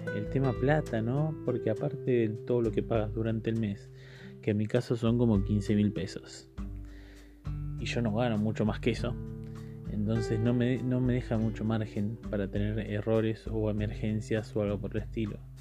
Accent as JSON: {"language": "Spanish", "region": "Córdoba", "country": "Argentina", "said": "Yo soy de Córdoba"}